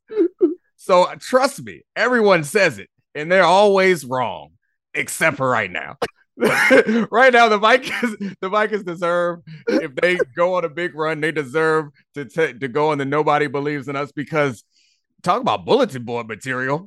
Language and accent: English; Baltimore, Maryland, United States; I'm from Baltimore